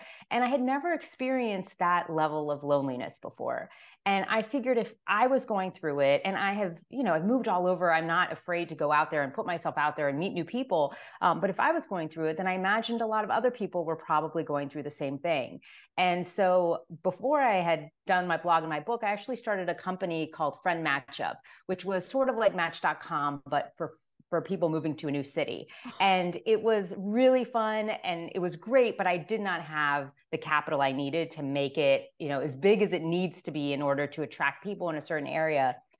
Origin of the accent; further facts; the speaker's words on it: Miami, Florida, United States; And I'm originally from Miami, Florida.